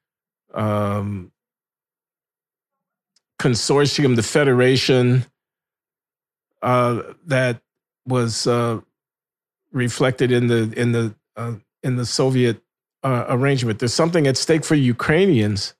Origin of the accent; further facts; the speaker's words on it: United States; as an American